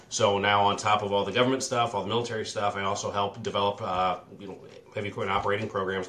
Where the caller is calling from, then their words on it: Mapleton, Illinois, United States; Right outside of Peoria, Illinois, out here in the country in Mapleton, Illinois.